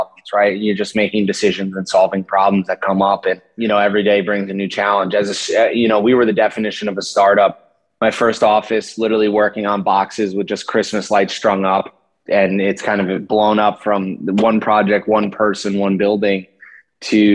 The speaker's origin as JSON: {"language": "English", "town": "Glen Ridge", "region": "New Jersey", "country": "United States", "tie": "born or raised there", "said": "I grew up in New Jersey in Glen Ridge with my parents and my younger brother"}